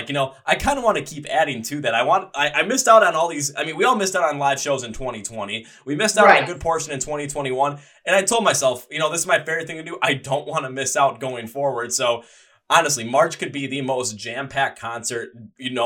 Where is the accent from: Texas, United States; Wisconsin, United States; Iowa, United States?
Wisconsin, United States; Milwaukee; I'm from Milwaukee, Wisconsin